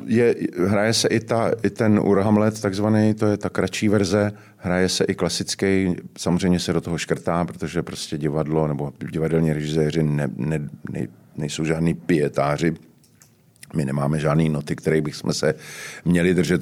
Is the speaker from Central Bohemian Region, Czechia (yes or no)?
no; Prague, Czechia; já jsem totiž z Horního Žižkova